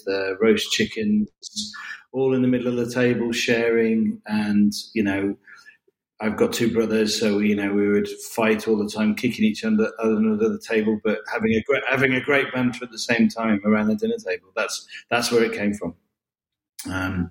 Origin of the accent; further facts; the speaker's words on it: the north of England, United Kingdom; moved away; also born or lived in Scotland; I was born in Scotland and brought up in the north of England and ended up my school life down in the south of England